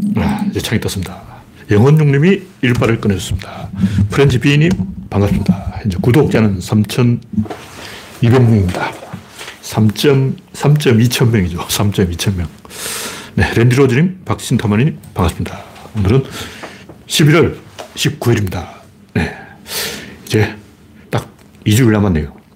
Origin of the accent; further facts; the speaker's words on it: Gyeongsang, South Korea; accent: Gyeongsang dialect; 나도 사투리 쓰는데 어, 나도 경상도 사투리 쓰니까